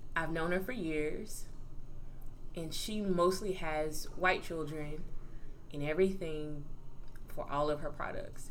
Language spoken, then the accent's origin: English; Fairfield, Alabama, United States; moved away as an adult; also born or lived in Maryland; I'm originally from Fairfield, Alabama